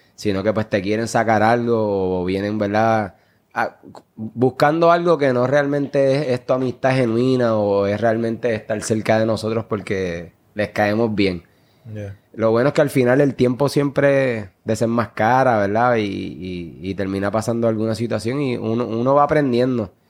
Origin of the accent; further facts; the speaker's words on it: Puerto Rico; como jóvenes puertorriqueños